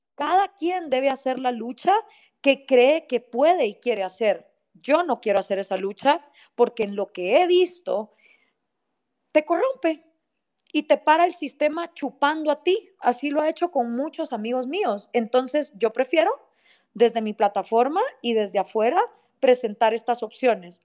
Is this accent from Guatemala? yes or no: yes; Guatemala